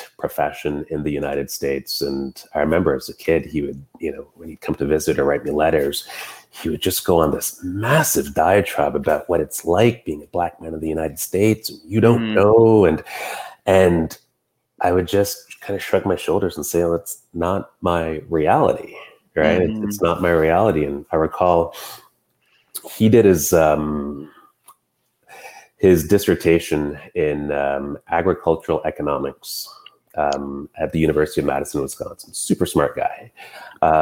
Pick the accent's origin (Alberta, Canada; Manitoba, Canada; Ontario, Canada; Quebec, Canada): Quebec, Canada; Montreal; also born or lived in Elmer, Quebec; growing up in Quebec, as growing up in, you know, Montreal and then Elmer, Quebec